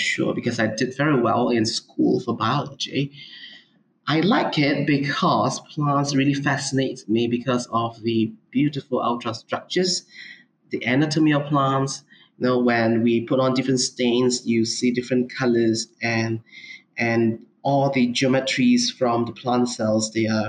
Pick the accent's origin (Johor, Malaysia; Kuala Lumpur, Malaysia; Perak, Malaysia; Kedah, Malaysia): Perak, Malaysia; Ipoh; also born or lived in Minnesota, United States; I'm from Malaysia. I was born in Ipoh, which is a city, middle of peninsula in the states of Perak.